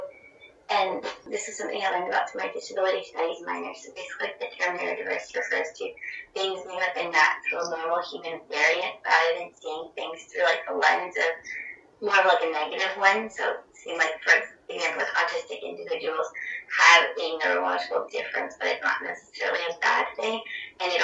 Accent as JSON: {"language": "English", "region": "New York", "country": "United States", "said": "I'm a New Yorker"}